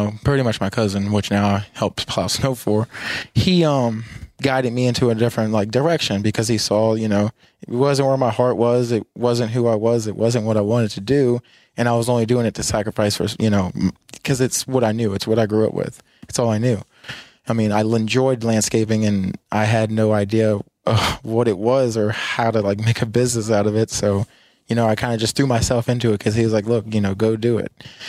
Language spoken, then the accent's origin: English; Gainesville, United States; started helping them start up about 45 minutes from where we grew up in Gainesville.